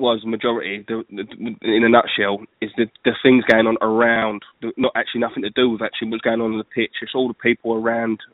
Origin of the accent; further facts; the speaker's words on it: Enfield, London, United Kingdom; I'm from Enfield